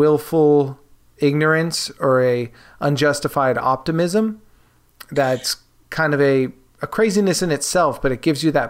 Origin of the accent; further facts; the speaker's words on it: Bay Area, California, United States; I grew up in the Bay Area